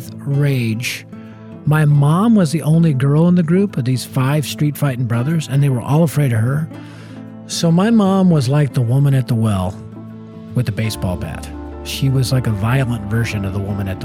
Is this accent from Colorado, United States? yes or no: yes; Denver, Colorado, United States; Born and raised in North Denver